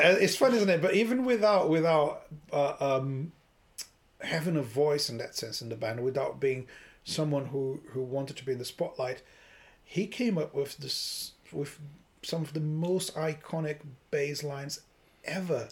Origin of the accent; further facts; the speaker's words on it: Brazil; moved away; I grew up in Brazil.